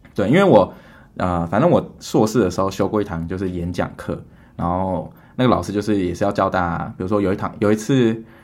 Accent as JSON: {"language": "Chinese", "country": "Taiwan", "tie": "born or raised there", "moved": "as an adult", "lives_now": "United States", "said": "我就是在台湾长大的"}